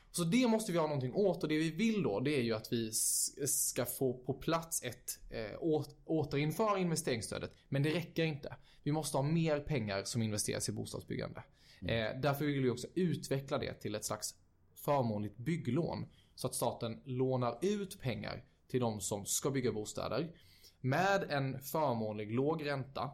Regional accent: Växjö, Kronoberg County, Sweden; now in Stockholm, Sweden; flytta hem till Växjö, som mm. jag är från.

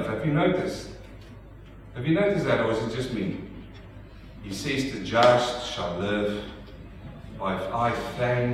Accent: South Africa; accent: South African; now in Melbourne, Australia; my South African accent

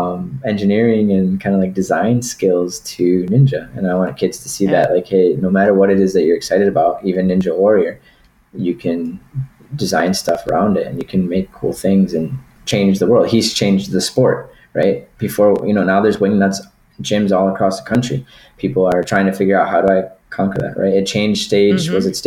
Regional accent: Puerto Rico; also born or lived in Wisconsin; But I was born in September. 2.5 months later, I was on a plane to Puerto Rico.

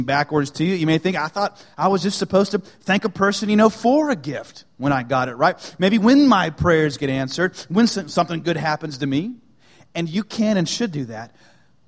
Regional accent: United States; I'm an American.

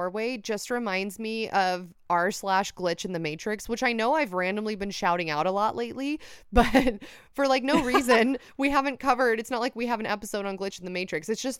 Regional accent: Mexico City, Mexico; I'm from Mexico City, and over here in my country and in some other Latin American countries

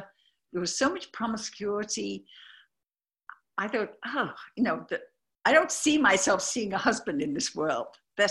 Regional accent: United States; I'm from the States over here where you are.

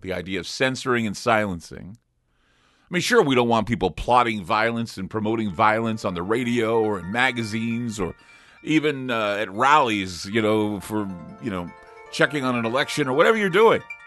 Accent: United States; I'm an American

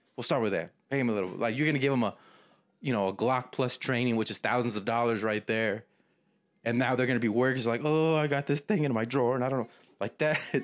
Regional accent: Texas, United States; I'm from Texas

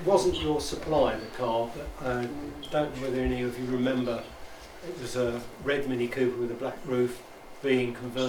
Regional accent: Epsom, South East England, United Kingdom; I come from the Epsom area, incidentally.

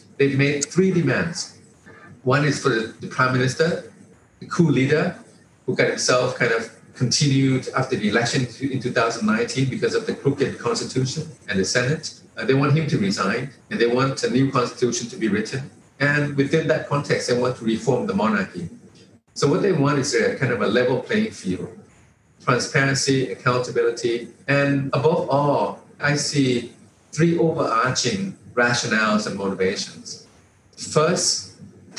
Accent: Thailand; a lot of people in my generation and older grew up under the reign of King Raman IX

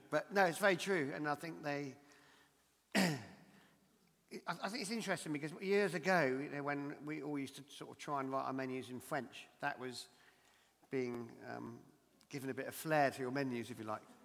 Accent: Dorset, South West England, United Kingdom; my hometown in Dorset in Lyme Regis

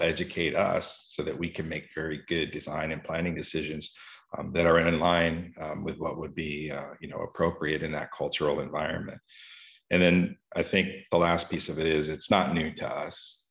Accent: Florida, United States; I grew up here in Florida, in the southeastern part of the United States

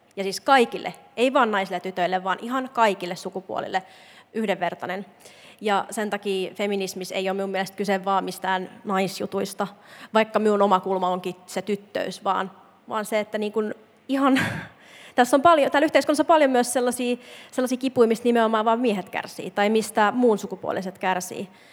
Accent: Imatra, South Karelia, Finland; moved away; mä itse mä oon Imatralta, ja siellä ei niin kun, feminismistä juuri puhuttu. Ja tota, me jotenkin ajattelen aina niitä sellaisia imatralaisia tyttöjä. Sellainen, niin kuin minäkin olin

